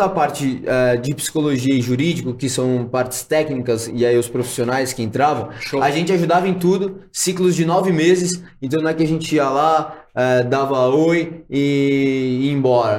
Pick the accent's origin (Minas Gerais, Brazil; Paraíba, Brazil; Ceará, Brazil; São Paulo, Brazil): São Paulo, Brazil; Santos; now in São Paulo, Brazil; eu vim de Santos, ah, sou nascido e criado em, né, ah, em Santos, litoral de São Paulo.